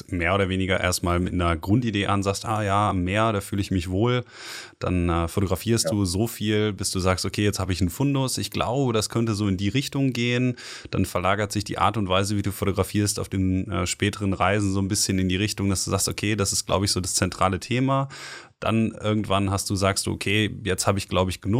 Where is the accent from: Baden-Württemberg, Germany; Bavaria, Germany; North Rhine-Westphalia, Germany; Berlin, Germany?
North Rhine-Westphalia, Germany; ich komme aus dem Ruhrgebiet, das ist ja vielleicht ein Begriff.